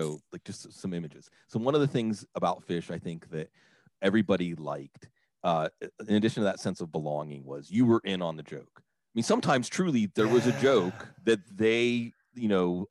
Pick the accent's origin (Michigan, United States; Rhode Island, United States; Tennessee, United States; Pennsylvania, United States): Pennsylvania, United States; Washington; moved away as an adult; we would drive down the back road from Washington, PA to Burgettstown, PA, which is where my dad's side of my family settled originally.